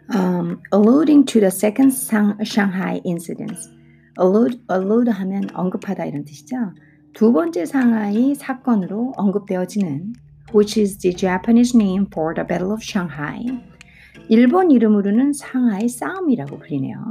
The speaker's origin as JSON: {"language": "Korean", "country": "South Korea", "said": "저는 한국 사람이니까 중국어도 외국어고 영어도 외국어인데"}